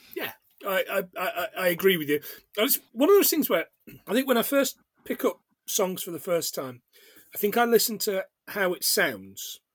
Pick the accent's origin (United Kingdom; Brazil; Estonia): United Kingdom; England; also born or lived in Scotland; I am English, of course, very English